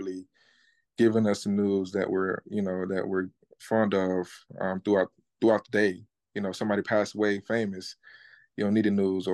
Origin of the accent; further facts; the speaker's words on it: Florida, United States; I'm from Florida too as well